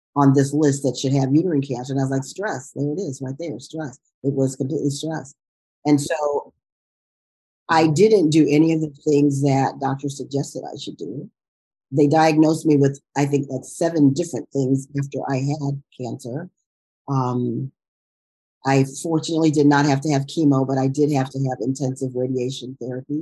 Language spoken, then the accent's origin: English; Chicago, Illinois, United States; moved away as an adult; also born or lived in New York; now in Inglewood, United States; I grew up in Chicago, was coming from Chicago